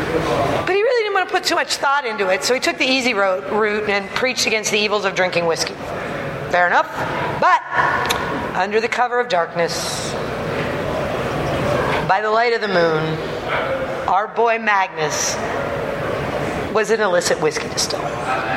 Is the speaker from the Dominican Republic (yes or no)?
no; Scotland, United Kingdom; we're Scottish nationality and very proud of that, but we're Orcadian by the grace of God.